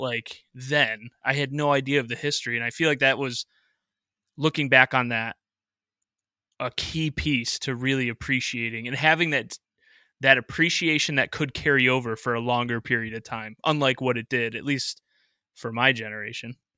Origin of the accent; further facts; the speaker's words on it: Rochester, New York, United States; I grew up in Rochester, New York, so I'm out in Western New York